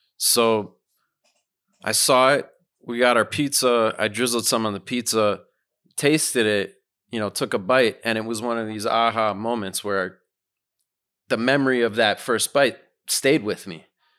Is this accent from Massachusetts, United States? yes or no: yes; Massachusetts, United States; moved away as an adult; now in Brooklyn, United States; I grew up in Massachusetts.